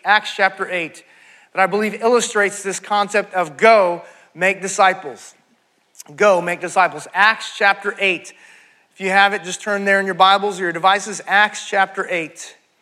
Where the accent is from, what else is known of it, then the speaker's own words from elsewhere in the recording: California, United States; moved away as an adult; now in Texas, United States; I was uh, raised in California, and uh, I came to Texas to go to grad school.